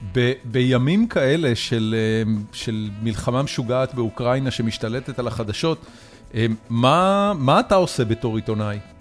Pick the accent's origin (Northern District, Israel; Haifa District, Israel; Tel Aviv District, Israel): Haifa District, Israel; Haifa; גדלתי בחיפה